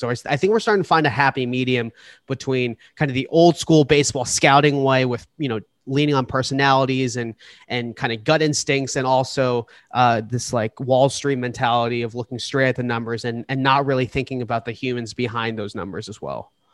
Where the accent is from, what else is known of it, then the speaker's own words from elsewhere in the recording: Boston, Massachusetts, United States; now in New York, United States; I live in New York now. I'm originally from Boston